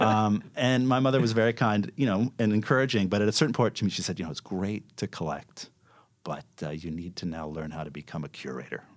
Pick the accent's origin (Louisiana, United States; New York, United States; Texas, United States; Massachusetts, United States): New York, United States; I grew up in New York, and, uh, my father was a filmmaker